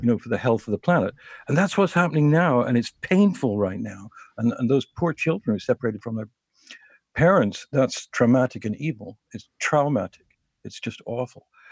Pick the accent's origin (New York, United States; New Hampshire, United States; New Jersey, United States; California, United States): New York, United States; New York City; I'm a New Yorker